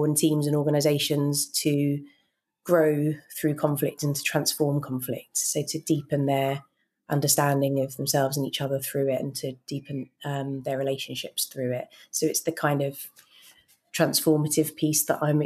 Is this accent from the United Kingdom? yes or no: yes; United Kingdom; I grew up in just outside London